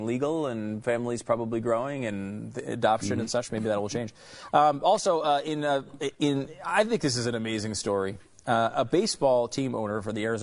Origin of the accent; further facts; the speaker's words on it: Canada; As a Canadian sports celebrity